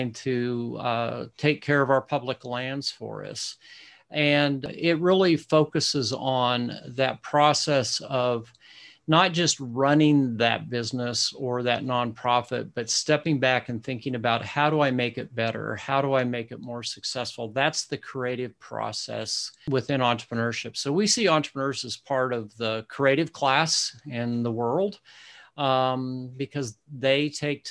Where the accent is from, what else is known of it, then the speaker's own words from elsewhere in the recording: Sand Hills of Nebraska, United States; accent: Midwesterner; I grew up in the Central Great Plains as a child in a community of about 500 people in the sand hills of Nebraska